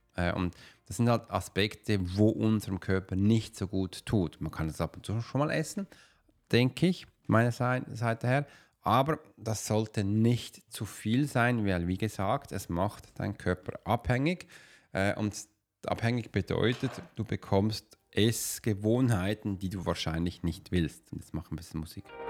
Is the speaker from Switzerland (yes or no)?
yes; Switzerland; ich bin typischer Schweizer